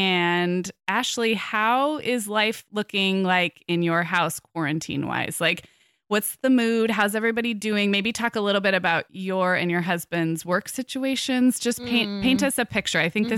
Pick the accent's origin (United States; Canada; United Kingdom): United States; California; I'm a Californian, but I haven't spent a lot of time there.